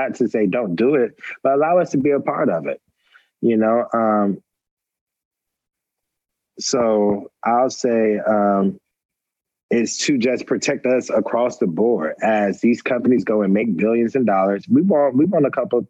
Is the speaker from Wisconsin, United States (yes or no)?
no; Atlanta, Georgia, United States; also born or lived in Roanoke Rapids, North Carolina; I was raised in Atlanta, but I was born in a small town in North Carolina, Roanoke Rapids, North Carolina